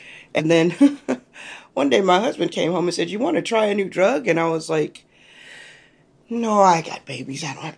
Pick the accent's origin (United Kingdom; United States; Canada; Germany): United States; Washington, District of Columbia; I am from Washington, D.C.